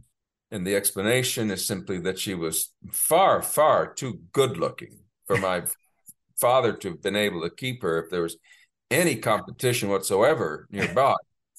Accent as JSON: {"language": "English", "town": "Bethesda", "region": "Maryland", "country": "United States", "tie": "born there", "said": "So I was born in Bethesda, as I said."}